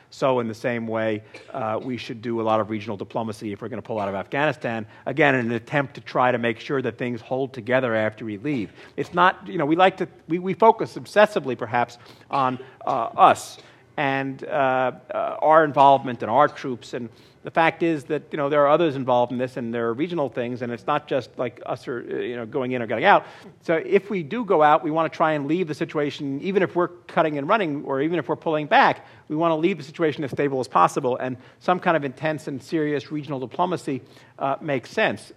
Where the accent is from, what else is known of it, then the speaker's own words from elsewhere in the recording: New York, United States; my hometown